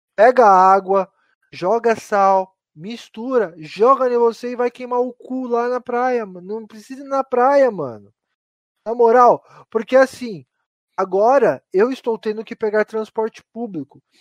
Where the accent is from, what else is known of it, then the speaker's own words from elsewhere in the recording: Mauá, São Paulo, Brazil; Aqui a gente é de Mauá